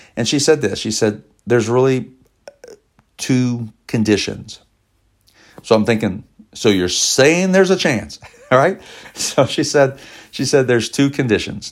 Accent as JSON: {"language": "English", "town": "Elizabethtown", "region": "Kentucky", "country": "United States", "tie": "born or raised there", "said": "we worked together in Elizabethtown, Kentucky, my hometown"}